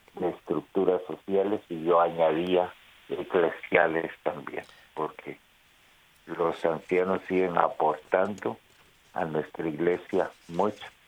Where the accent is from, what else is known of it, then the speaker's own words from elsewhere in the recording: Guatemala; en mi país de Guatemala